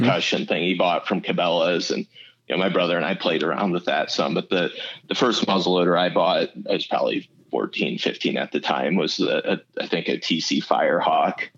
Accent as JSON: {"language": "English", "region": "Iowa", "country": "United States", "tie": "born or raised there", "moved": "as an adult", "lives_now": "Arizona, United States", "said": "I moved from Iowa to to Arizona"}